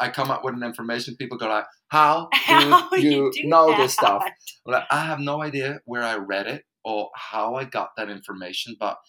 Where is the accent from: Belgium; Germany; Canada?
Belgium; English is a second language; moved away as an adult; now in Spain; I'm coming from Belgium